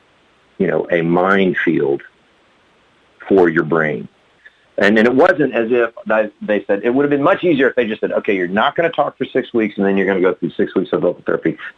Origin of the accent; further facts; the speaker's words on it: Del Rio, Texas, United States; in Del Rio, in my hometown